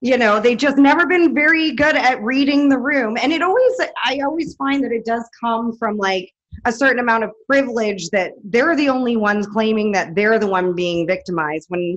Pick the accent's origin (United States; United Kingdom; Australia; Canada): Canada; Vancouver, British Columbia; as a mixed child growing up in Vancouver